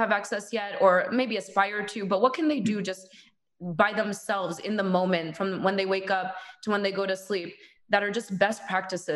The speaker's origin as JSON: {"language": "English", "country": "United States", "said": "being American again"}